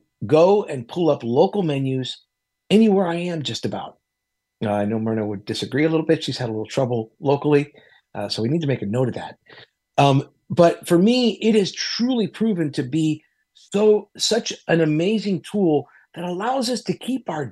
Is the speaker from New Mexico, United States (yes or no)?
no; Miami, Florida, United States; I grew up in Miami. I don't sound Latino, but I am